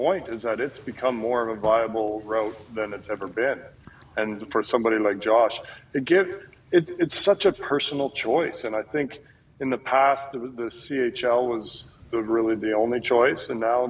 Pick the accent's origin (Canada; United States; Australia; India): Canada; I think that it's something that as a Canadian player, there's more awareness of what's going on down in the U.S.